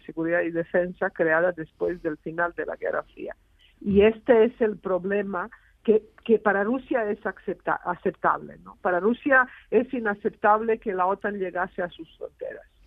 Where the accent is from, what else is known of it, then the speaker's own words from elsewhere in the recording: Serbia; now in Spain; soy española, porque vivo en España hace 25 años, pero he nacido en Serbia, en, la antigua Yugoslavia.